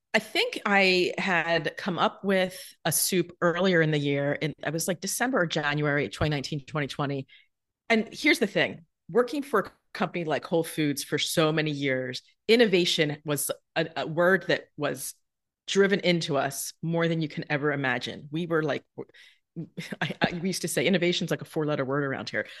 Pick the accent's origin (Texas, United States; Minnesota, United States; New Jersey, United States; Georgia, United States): New Jersey, United States; moved away; also born or lived in Manhattan; when I was growing up in South Jersey